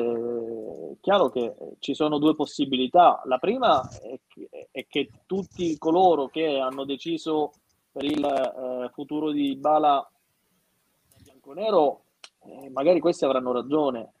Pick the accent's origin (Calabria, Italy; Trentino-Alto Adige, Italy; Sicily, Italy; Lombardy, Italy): Sicily, Italy; io sono siciliano